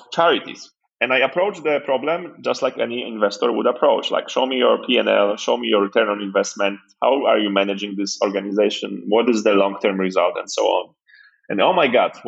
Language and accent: English; Poland; moved away; also born or lived in Nigeria; I was born in Poland just after communism or like at the end of it.